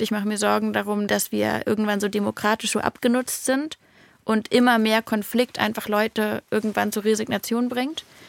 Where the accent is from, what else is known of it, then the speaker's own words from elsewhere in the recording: Berlin, Germany; als Berliner